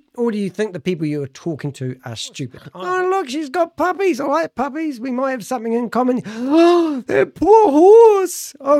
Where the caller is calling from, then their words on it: New Zealand; I'm calling Canada from New Zealand.